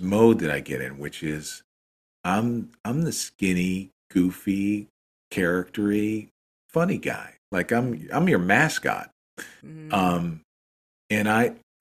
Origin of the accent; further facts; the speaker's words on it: United States; we're American